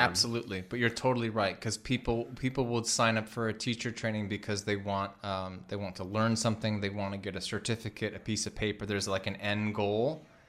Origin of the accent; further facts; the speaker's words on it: Midwest, United States; We're both from the Midwest